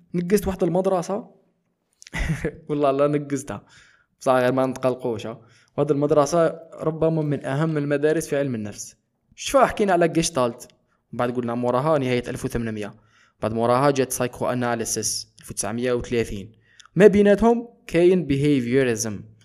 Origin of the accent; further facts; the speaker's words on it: eastern Algeria, Algeria; انتمي الى الجزائر نسبيا انتمي الى آه، شرق الجزائر نسبيا اكثر